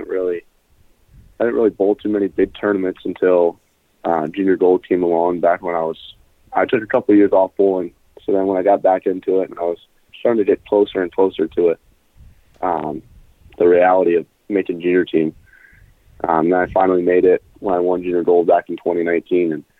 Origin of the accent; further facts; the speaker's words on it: Coldwater, Michigan, United States; I'm from Coldwater, Michigan. It's a little small town in southwest Michigan